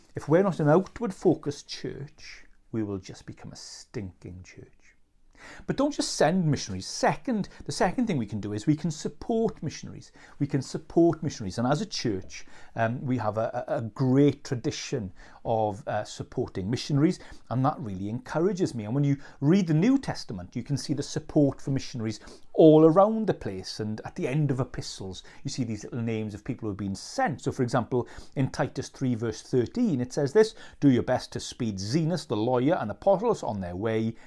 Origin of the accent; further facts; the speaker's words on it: Wales, United Kingdom; as Welsh people